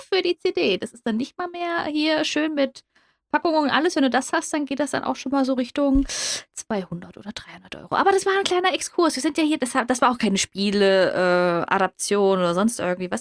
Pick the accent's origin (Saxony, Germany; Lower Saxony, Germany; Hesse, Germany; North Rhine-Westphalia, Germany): Hesse, Germany; ich komme aus Hessen